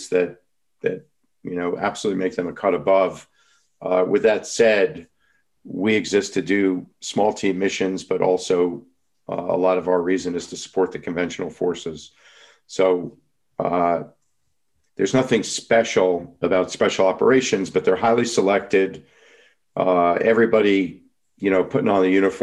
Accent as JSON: {"language": "English", "region": "New York", "country": "United States", "said": "I'm from New York"}